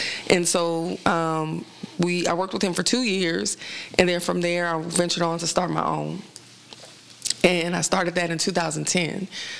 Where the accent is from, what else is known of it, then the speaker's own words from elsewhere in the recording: New Orleans, Louisiana, United States; moved away as an adult; now in Dallas, United States; I'm originally from New Orleans, Louisiana. I moved to Dallas back in 2002, just for better opportunity.